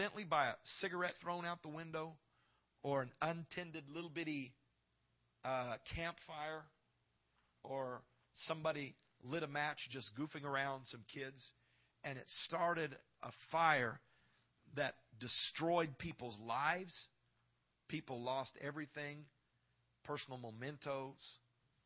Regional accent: Knoxville, Iowa, United States; I grew up in Iowa, in Knoxville, Iowa, a small little town

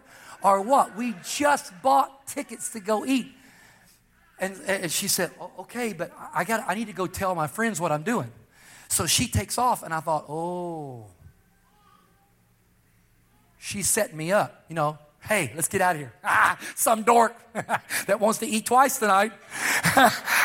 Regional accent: Texas, United States; also born or lived in California; I was from Texas, I was born in Texas, but I had been preaching in California for a long time.

